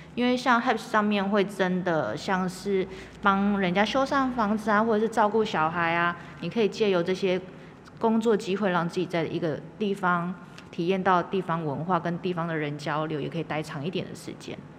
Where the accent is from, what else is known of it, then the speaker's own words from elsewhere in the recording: Donggang, Pingtung County, Taiwan; 那我在东港，我会讲我是大型生，就住在大潭那边的